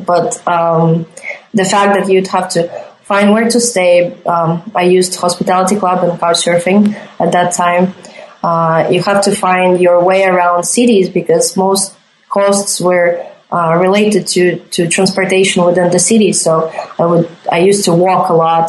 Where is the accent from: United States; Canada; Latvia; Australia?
Latvia; Riga; moved away as an adult; I'm originally from Riga, Latvia